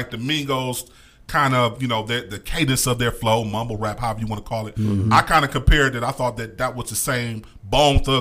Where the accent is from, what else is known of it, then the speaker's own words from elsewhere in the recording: Cleveland, Ohio, United States; We are from Cleveland, Ohio